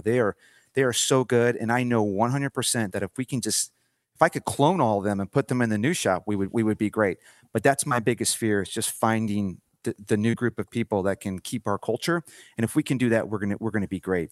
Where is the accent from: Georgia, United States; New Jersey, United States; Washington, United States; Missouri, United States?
Missouri, United States; St. Louis; moved away as an adult; now in Denver, United States; born and raised in Saint Louis, Missouri.